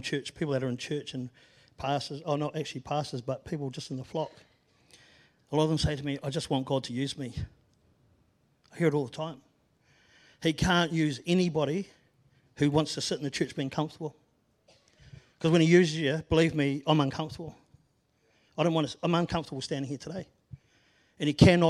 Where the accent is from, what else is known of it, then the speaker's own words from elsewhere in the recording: Christchurch, Canterbury, New Zealand; moved away as an adult; also born or lived in Auckland; I was born and bred in Christchurch. I moved up north with my family. Then we moved back when I was 10. And I left when I was almost 50.